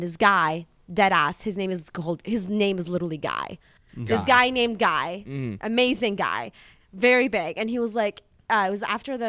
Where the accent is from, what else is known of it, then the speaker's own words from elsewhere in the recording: White Oak, Texas, United States; English is a second language; also born or lived in Middle East / Dallas, Texas; I grew up in East Texas, right? Uh-huh. White oak